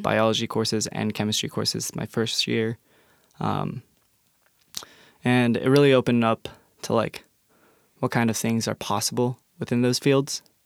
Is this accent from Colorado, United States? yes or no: yes; Englewood, Colorado, United States; moved away as an adult; now in Tacoma, United States; growing up in Englewood, Colorado